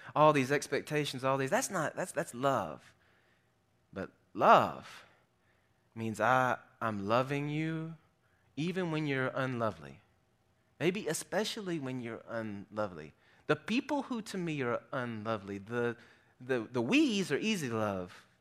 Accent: South Arkansas, United States; I grew up in South Arkansas

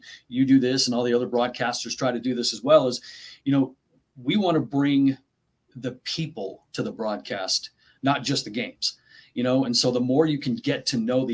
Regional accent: Jerome, Idaho, United States; Born and raised in Jerome, Idaho, graduated from Jerome High School, and currently work at Jerome High School

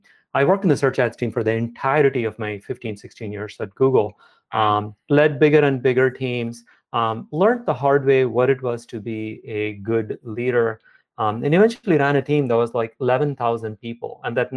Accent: South India, India; moved away as an adult; also born or lived in Chennai; now in United States; Yeah, I grew up in South India. My parents moved all the time. So I moved pretty much every year. I went to get my bachelor's at IIT Madras. It's in a big South Indian city called Chennai. Then came to Brown for a PhD.

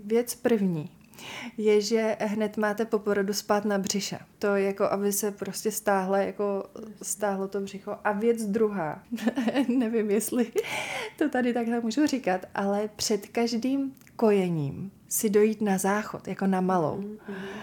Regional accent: Bohemia, Czechia; also born or lived in Los Angeles / New York / Milan; u nás v Čechách to tenkrát vůbec nebylo

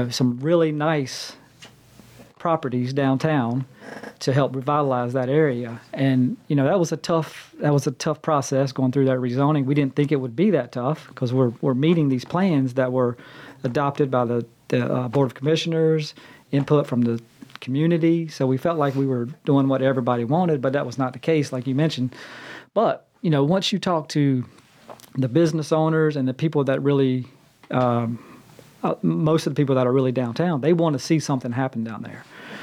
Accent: Huntersville, North Carolina, United States; Huntersville as my hometown

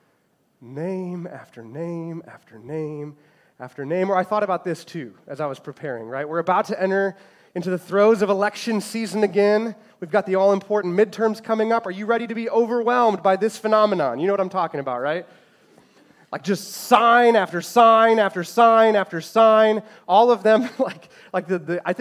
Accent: Chicago, Illinois, United States; I grew up in the Chicagoland area

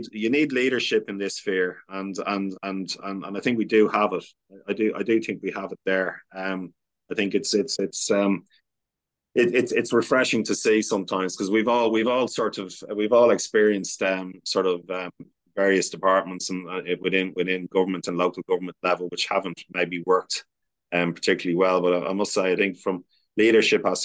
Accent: Ireland; we as the Irish, we traveled the world and immigrated across the world when we were having a tough time

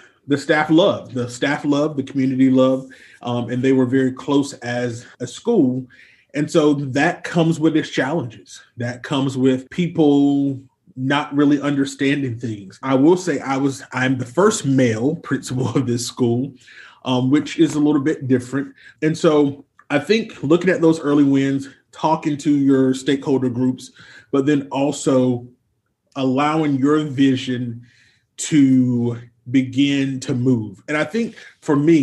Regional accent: Eastern North Carolina, United States; I'm from Eastern North Carolina

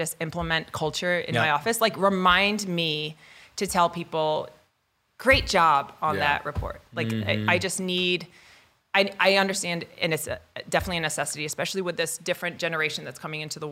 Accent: upstate New York, United States; moved away; I'm from the East Coast originally. So I'm from upstate New York

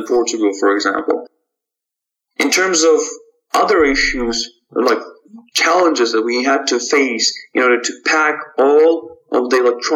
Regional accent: Almaty, Kazakhstan; moved away; my original hometown in Almaty, Kazakhstan, where I was born and raised.

